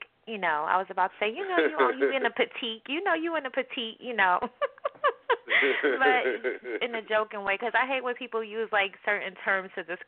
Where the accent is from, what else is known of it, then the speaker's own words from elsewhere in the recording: New York City, New York, United States; now in Westchester County, United States; I was definitely born and raised in Queens